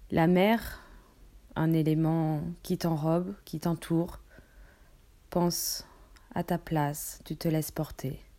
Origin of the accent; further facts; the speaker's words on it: French Polynesia; moved away; de mon, de mon pays natal, le Pacifique, Tahiti, la Polynésie